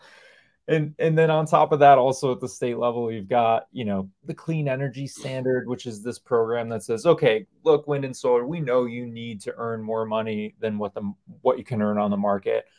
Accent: New York, United States; I grew up in New York

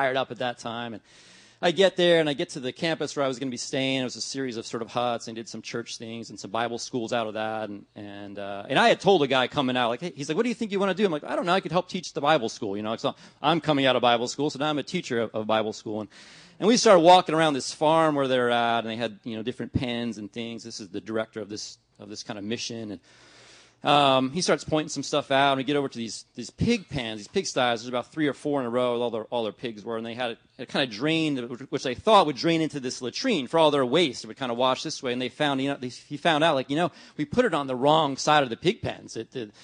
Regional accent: New Jersey, United States; now in Ventura, United States; I grew up in New Jersey

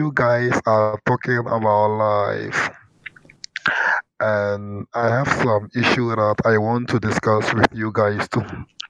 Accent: Ghana; I am from Ghana. I am in Ghana now.

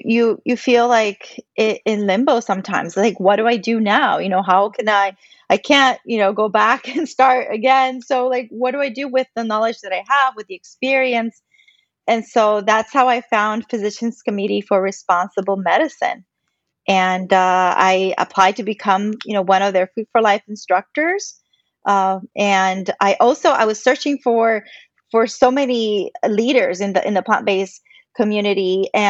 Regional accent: Puerto Rico; I am Puerto Rican. You know, I grew up in Puerto Rico

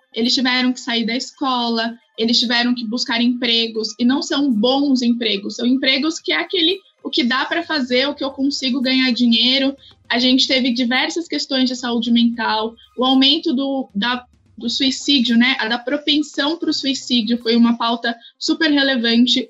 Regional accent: Brazil; quem somos como, como país, como brasileiros

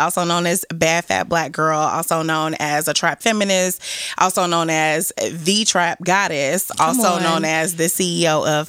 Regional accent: Chicago, Illinois, United States; also born or lived in Washington, D.C. / Atlanta; now in New York, United States; I live in New York. I would prefer to live in Atlanta, but I'm from Chicago.

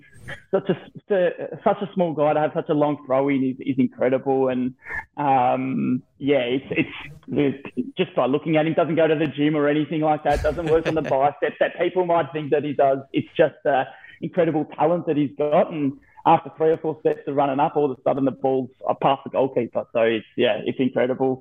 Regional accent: Victoria, Australia; as a junior growing up in the Victorian ranks

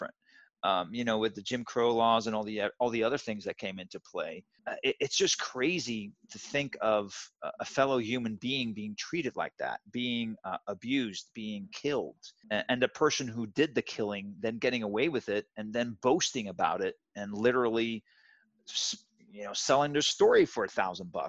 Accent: Zwijndrecht, South Holland, Netherlands; moved away; I grew up in the Netherlands in a very small town. I'll pronounce it Zwijndrecht.

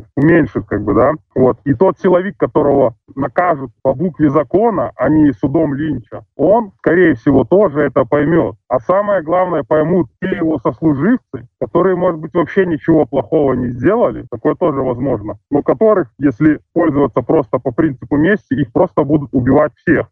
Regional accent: Belarus; moved away as an adult; мы все белорусы

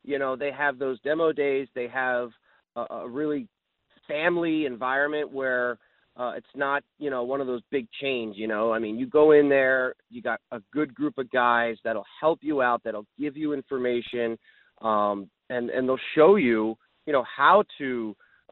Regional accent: New Jersey, United States; now in South Florida, United States; growing up in New Jersey, I fished a lot of tournaments with my father and our family in boats. And even when I moved to South Florida

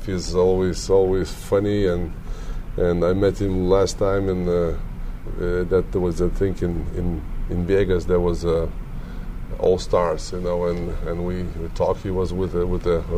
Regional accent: Lithuania; English is a second language; moved away as an adult; I'm from Lithuania. Later on, you know, I said I'm Lithuanian.

